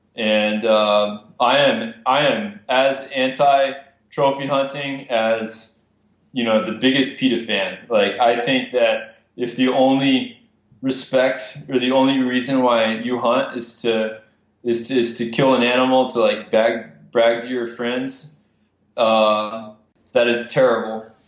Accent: Amarillo, Texas, United States; I grew up in Amarillo, Texas, which is all private land.

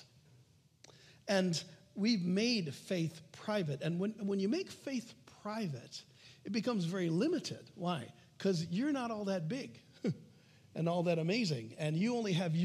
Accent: United States; I'm an American

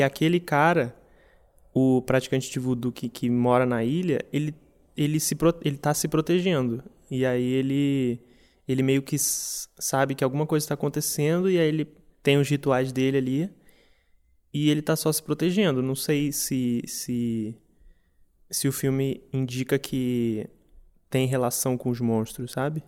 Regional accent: Brazil; a gente como brasileiros

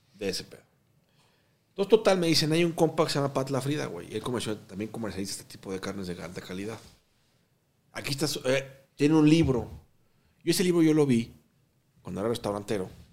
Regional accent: Mexico; also born or lived in Guatemala; yo tengo pasaporte guatemalteco, güey. Pero yo llegué de Guatemala cuando tenía dos años. Hoy tengo 38 años viviendo en México.

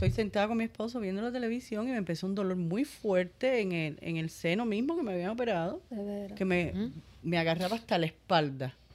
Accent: Cuba; Yo soy cubana.

